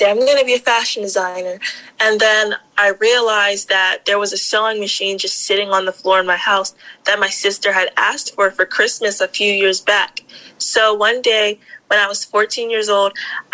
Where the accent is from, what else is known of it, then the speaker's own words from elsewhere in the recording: Maryland, United States; I am from Maryland. I grew up in Maryland and I currently reside in Maryland.